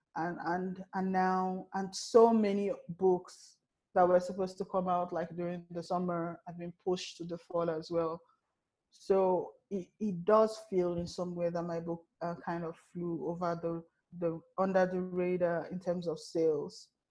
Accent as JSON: {"language": "English", "country": "Nigeria", "said": "as a Nigerian"}